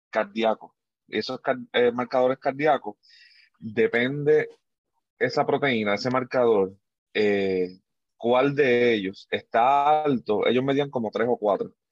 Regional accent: Puerto Rico; moved away; eso salió nuevo, o por lo menos fue nuevo para mí cuando yo me mudé de Puerto Rico para acá, que no sé, vamos a decir, yo llevo 8, 9, 8 años aquí casi

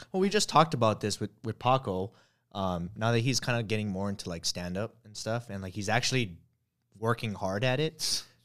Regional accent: Hawaii, United States; I grew up in Hawaii

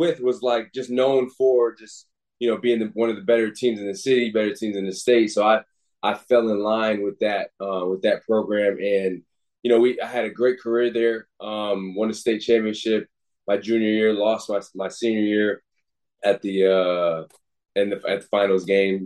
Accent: Waterbury, United States; growing up in Waterbury

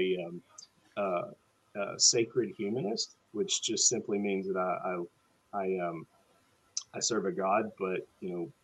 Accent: Tennessee, United States; also born or lived in Mountain Home Air Force Base, Idaho / Augusta, Georgia; I grew up in Tennessee

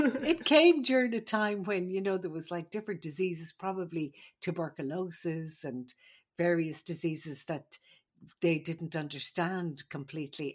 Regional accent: Ireland; moved away; I'm the Irish midwife.

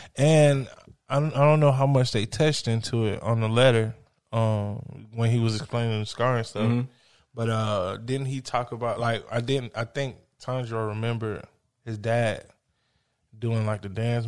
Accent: United States

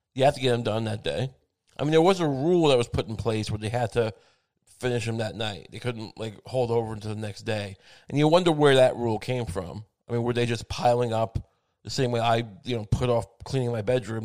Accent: Long Island, New York, United States; I grew up on Long Island where the food was seasoned

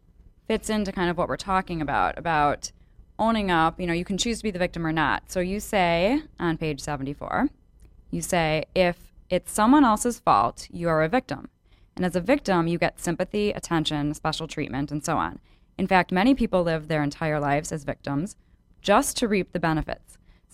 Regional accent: Chicago, Illinois, United States; accent: Chicago; my Chicago accent. It must be because I'm from Chicago.

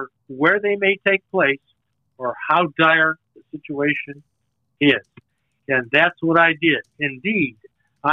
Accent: Winnetka, Illinois, United States; moved away as an adult; also born or lived in Chicago / Charleston, South Carolina; I grew up in Winnetka, Illinois, a North Chicago suburb village on Lake Michigan.

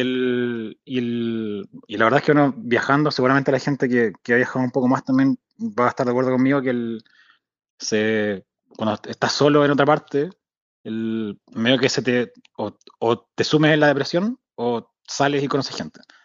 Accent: Santiago, Santiago Metropolitan Region, Chile; moved away as an adult; also born or lived in Spain / France / Sweden / Denmark; now in Whitehorse, Canada; yo nací en Santiago, la cordillera está ahí

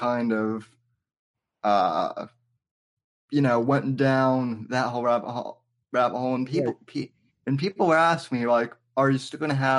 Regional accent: Colorado, United States; I'm from Colorado. I'm out west

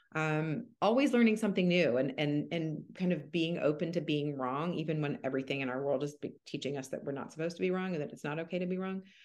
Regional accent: Atlanta, Georgia, United States; moved away as an adult; now in Seattle, United States; I'm from Atlanta and I did med school in Atlanta.

